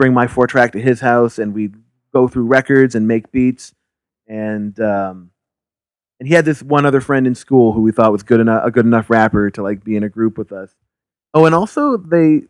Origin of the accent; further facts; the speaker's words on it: Halifax, Nova Scotia, Canada; We grew up in Halifax together